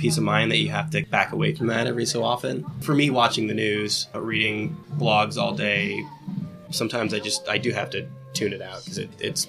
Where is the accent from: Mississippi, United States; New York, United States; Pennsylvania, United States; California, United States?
California, United States; So I'm from the Bay Area. I'm a big A's fan